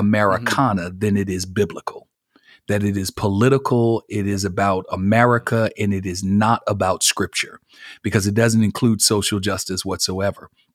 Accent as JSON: {"language": "English", "town": "Buffalo", "region": "New York", "country": "United States", "tie": "born or raised there", "moved": "as an adult", "lives_now": "Marietta, United States", "said": "I'm originally from Buffalo, New York. Born and raised"}